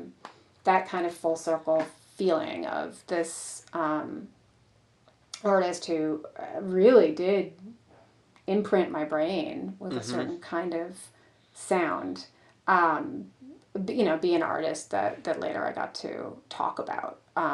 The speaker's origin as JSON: {"language": "English", "area": "the Detroit suburbs", "region": "Michigan", "country": "United States", "tie": "born or raised there", "said": "I grew up in the Detroit suburbs"}